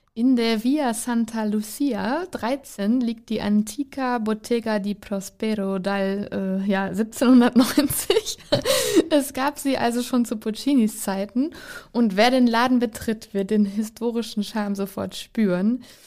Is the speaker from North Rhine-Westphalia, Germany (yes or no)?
yes; North Rhine-Westphalia, Germany; Ich komme ja aus Ostwestfalen, das ist keine Karnevalshochburg